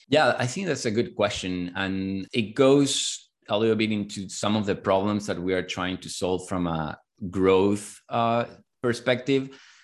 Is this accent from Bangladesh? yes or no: no; Chile; moved away as an adult; now in United States; I'm originally from Chile